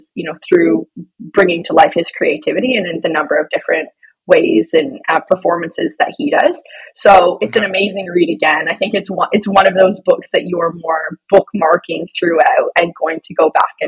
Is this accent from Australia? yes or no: no; London, Ontario, Canada; I am originally from London, Ontario